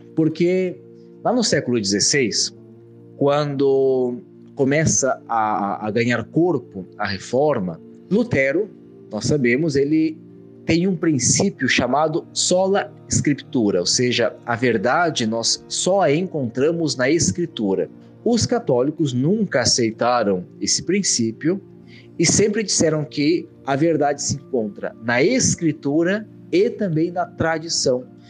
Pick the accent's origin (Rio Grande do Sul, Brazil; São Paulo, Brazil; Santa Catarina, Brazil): Rio Grande do Sul, Brazil; Caxias do Sul; moved away as an adult; now in Rome, Italy; padre da Diocese de Caxias do Sul, no interior do Rio Grande do Sul, onde nasci e fiz toda a minha, a minha formação inicial até o mestrado, e hoje moro em Roma